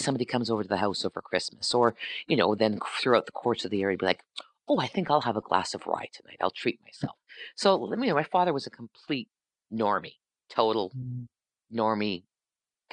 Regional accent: Sault Ste. Marie, Ontario, Canada; moved away as an adult; I grew up in Northern Ontario.

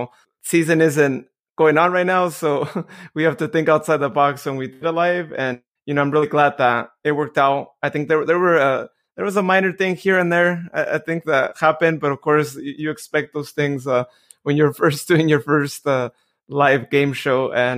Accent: Modesto, California, United States; I know Joe was actually involved in the Modesto Nuts here locally

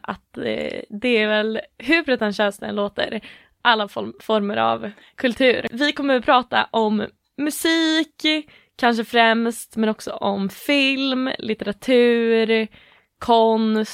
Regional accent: Åland Islands; moved away as an adult; now in Gothenburg, Sweden; bor i Göteborg, kommer från Åland

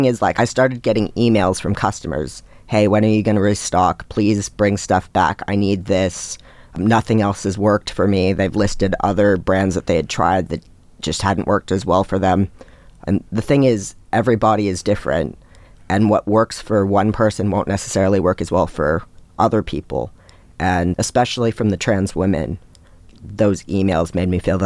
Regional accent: Seattle, Washington, United States; now in Brisbane, Australia; I'm originally from Seattle in the U.S.

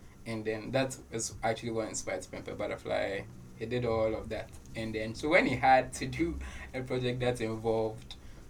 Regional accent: Ghana; I'm Ghanaian

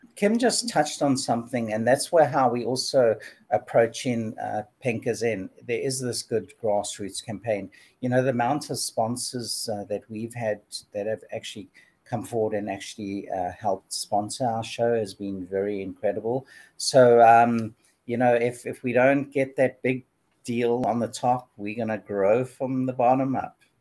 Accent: Durban, KwaZulu-Natal, South Africa; I grew up in in Durban, South Africa

